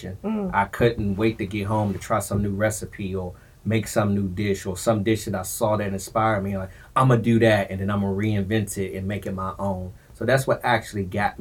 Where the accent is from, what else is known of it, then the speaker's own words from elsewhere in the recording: Forestville, Maryland, United States; also born or lived in Washington, D.C.; my hometown, Forestville, Maryland, PG County